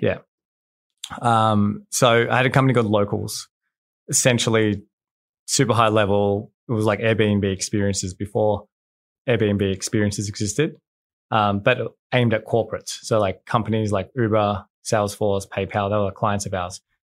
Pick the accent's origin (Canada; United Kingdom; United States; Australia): Australia; I'm from Australia